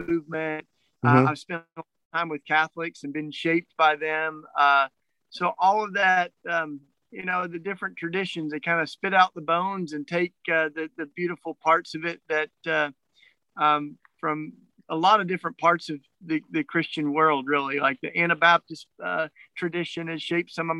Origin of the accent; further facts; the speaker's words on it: Tennessee, United States; I grew up in Tennessee, so in the Bible Belt